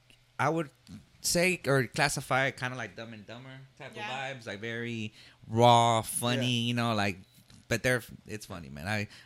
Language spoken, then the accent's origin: English; Dallas, Texas, United States; Oak Cliff is just such a very historic place. I mean, it's where I was born and raised